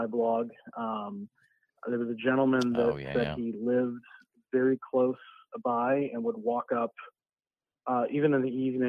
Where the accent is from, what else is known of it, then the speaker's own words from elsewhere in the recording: Sioux City, Iowa, United States; I grew up in Sioux City, Iowa